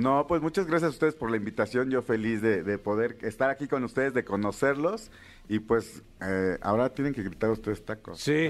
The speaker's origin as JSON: {"language": "Spanish", "town": "Villa de Etla", "region": "Oaxaca", "country": "Mexico", "said": "Soy orgullosamente de la villa de Etla, Oaxaca, cuna del quesillo."}